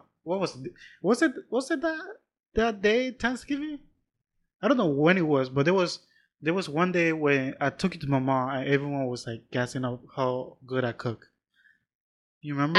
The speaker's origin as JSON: {"language": "English", "country": "Panama", "said": "I'm from Panama, but I'm still from the city."}